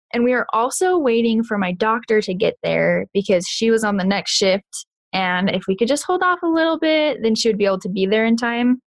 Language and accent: English; Kansas, United States; moved away; also born or lived in Rexburg, Idaho; I'm originally from Kansas